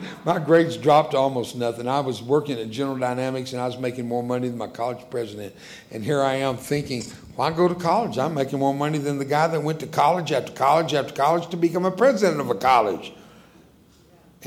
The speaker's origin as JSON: {"language": "English", "country": "United States", "first_language": "Spanish", "second_language": "English", "said": "I'm an American, but I'm a born-again American."}